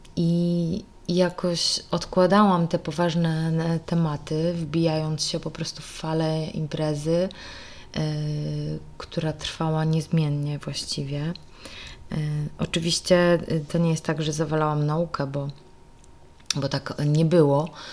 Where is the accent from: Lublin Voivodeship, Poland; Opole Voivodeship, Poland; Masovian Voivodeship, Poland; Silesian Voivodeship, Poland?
Lublin Voivodeship, Poland; Kraśnik; moved away as an adult; Urodziłam się w Kraśniku